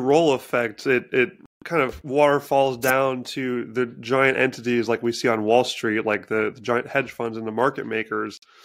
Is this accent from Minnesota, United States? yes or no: no; Washington, United States; living in my home state of Washington